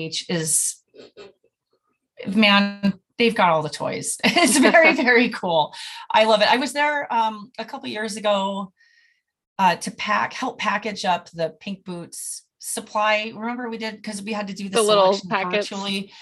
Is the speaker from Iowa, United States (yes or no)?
no; California, United States; moved away; I'm from California